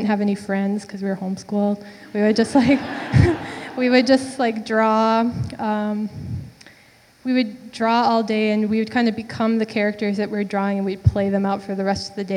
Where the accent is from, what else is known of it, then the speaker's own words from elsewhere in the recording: St. Joseph, Minnesota, United States; moved away as an adult; now in Minneapolis, United States; I'm from St. Joseph, Minnesota, and I live in Minneapolis now, but I grew up there